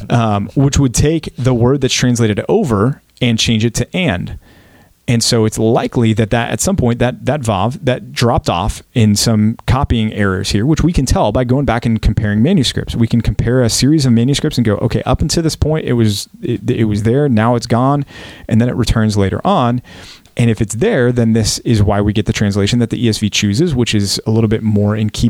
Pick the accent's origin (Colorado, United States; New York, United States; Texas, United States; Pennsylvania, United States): Texas, United States; I'm from Texas. I'm, I'm not from France.